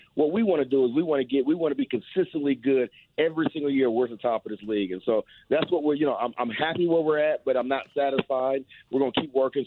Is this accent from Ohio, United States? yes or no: yes; Ohio, United States; moved away; I'm from Ohio